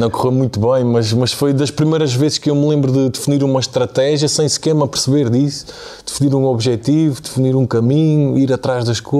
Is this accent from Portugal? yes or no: yes; Angra do Heroísmo, Azores, Portugal; moved away; nasci nos Açores, numa família normal, mas numa zona muito rural